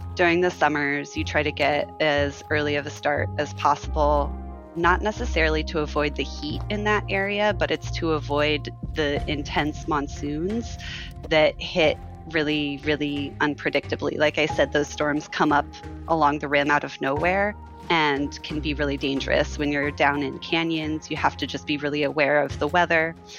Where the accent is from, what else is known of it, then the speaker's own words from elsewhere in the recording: Phoenix, Arizona, United States; I was born and raised in Arizona, and my family is from the White Mountains of Arizona, and I grew up in Phoenix